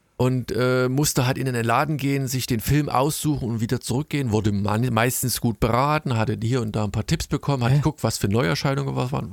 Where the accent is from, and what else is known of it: Germany